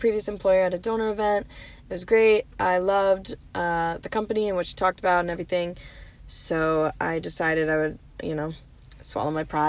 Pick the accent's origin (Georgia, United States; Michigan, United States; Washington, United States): Michigan, United States; I think New Yorkers are more guarded than where we grew up in the Midwest, Michigan.